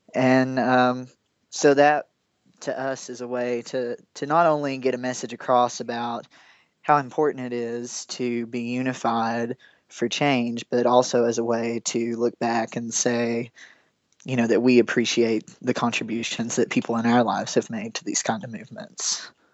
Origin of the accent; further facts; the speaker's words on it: Big Stone Gap, Virginia, United States; I grew up in Big Stone Gap, Virginia